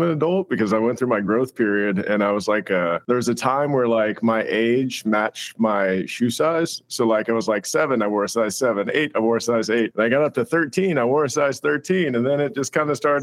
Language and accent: English; Baton Rouge, Louisiana, United States; now in Texas, United States; I was born in Baton Rouge